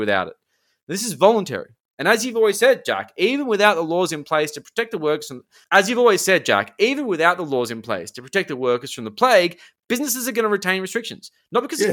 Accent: Sydney, New South Wales, Australia; I'm from the Northern Beaches

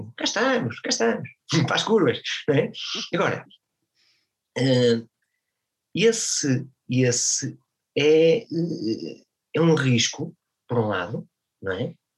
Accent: Portugal; na minha terra

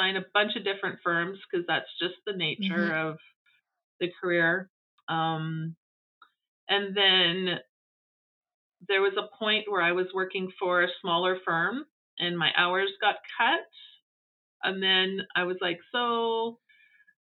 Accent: Winnipeg, Manitoba, Canada; I was born and raised in Winnipeg.

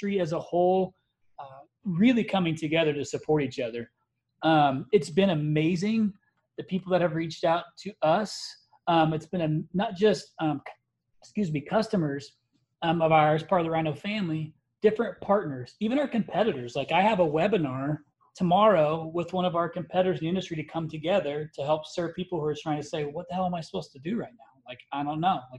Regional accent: Indiana, United States; I'm a Midwesterner. I'm from Indiana

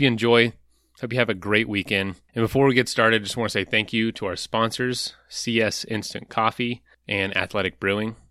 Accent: Florida, United States; now in Colorado, United States; We're from Florida

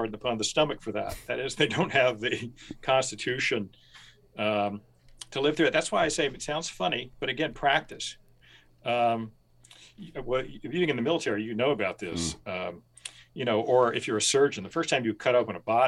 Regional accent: rural Kentucky, United States; growing up in rural Kentucky

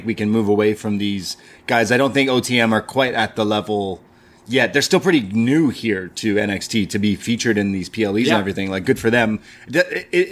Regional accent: Canada; I'm Canadian

